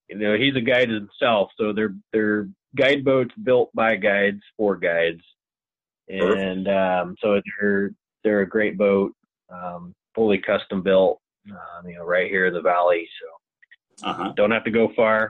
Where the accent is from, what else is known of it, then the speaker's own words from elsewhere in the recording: Lewiston, Idaho, United States; I grew up in Lewiston, Idaho.